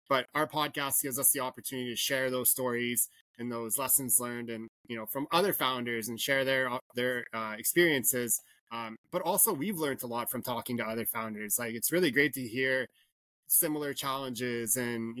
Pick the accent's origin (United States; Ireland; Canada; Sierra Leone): Canada; growing up in Canada, hardcore hockey fan, played minor pro